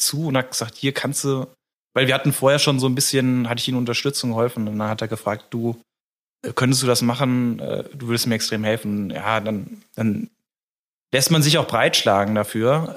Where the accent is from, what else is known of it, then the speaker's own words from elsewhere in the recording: Giesel, Germany; Ich komme ja aus Giesel.